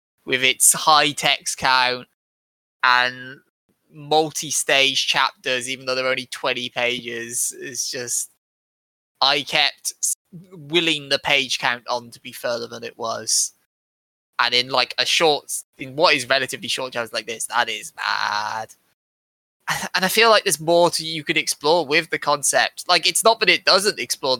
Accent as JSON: {"language": "English", "country": "United Kingdom", "said": "I'm British, I'm supposed to be Christian"}